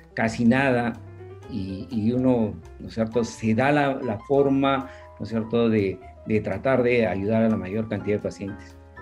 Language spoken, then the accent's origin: Spanish; Cusco, Peru; yo nací en el Cusco, eh, vivía en un barrio residencial